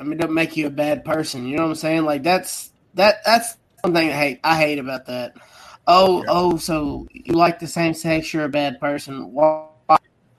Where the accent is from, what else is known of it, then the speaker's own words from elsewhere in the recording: Kentucky, United States; I'm from Kentucky